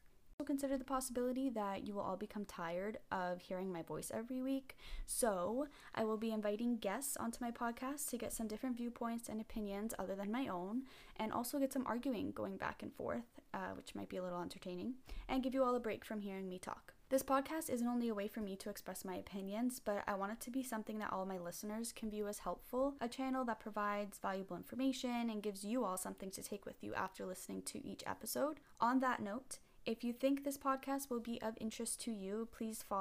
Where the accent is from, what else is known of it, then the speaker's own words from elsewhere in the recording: Toronto, Ontario, Canada; I am from Toronto, so like most other listeners, I grew up watching the Leafs